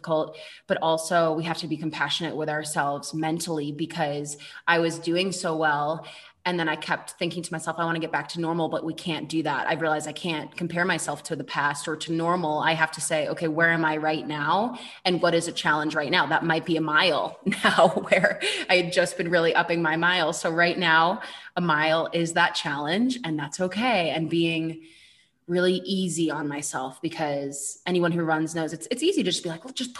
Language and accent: English; Boston, Massachusetts, United States; moved away as an adult; now in Colorado, United States; I am from Boston originally, but when I moved out to Colorado